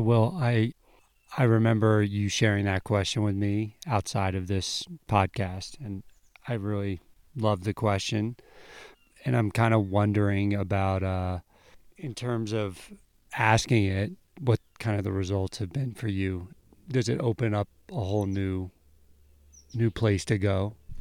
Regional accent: San Diego, California, United States; I'm from San Diego, and I love to live in San Diego

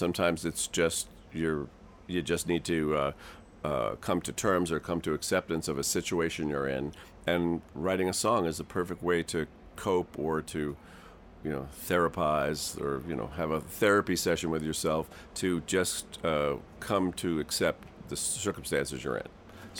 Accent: Westport, Connecticut, United States; One of my bandmates that I grew up with in Westport, Connecticut, Charlie Karp

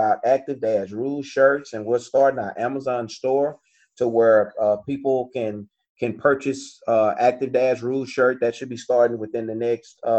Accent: Longview, Texas, United States; now in Dallas, United States; my hometown of Longview

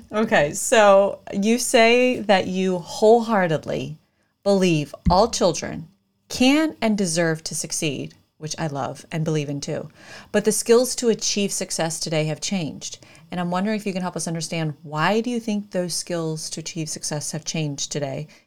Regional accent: Connecticut, United States

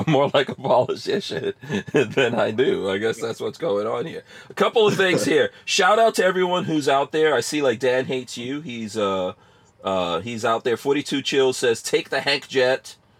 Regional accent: Guyana; Yeah, I was born in Guyana, yeah, in South America.

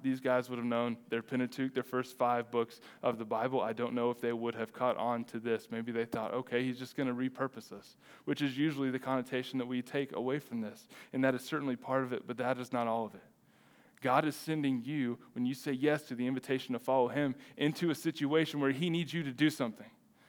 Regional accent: Texas, United States; as a Texan

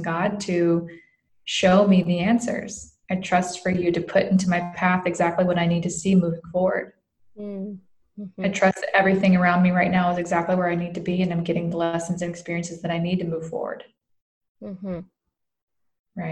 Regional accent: the South, United States; I grew up in the South

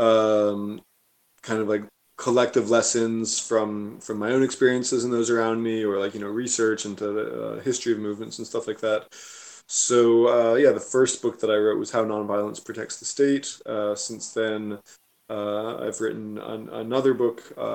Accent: Virginia, United States; moved away as an adult; also born or lived in Barcelona, Spain; now in Catalonia, Spain; where I grew up in Virginia

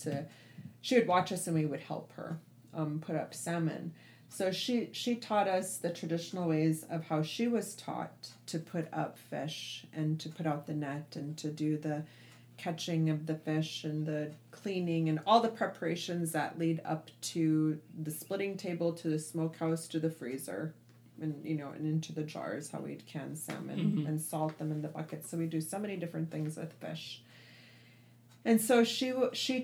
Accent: Anchorage, Alaska, United States; now in Dillingham, United States; I grew up in Anchorage, and then I would come here and I'd spend my entire summers here in the Bristol Bay region

